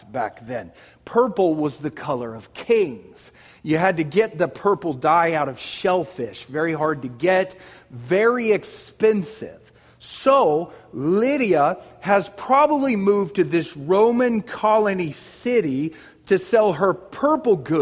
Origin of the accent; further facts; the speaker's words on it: Wichita, Kansas, United States; I was born in Wichita, and that was a leading city of Kansas